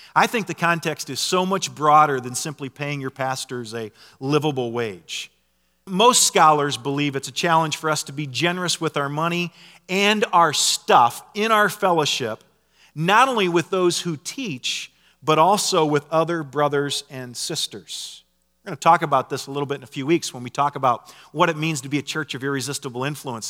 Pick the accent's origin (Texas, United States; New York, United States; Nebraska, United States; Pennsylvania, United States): Nebraska, United States; I grew up in Nebraska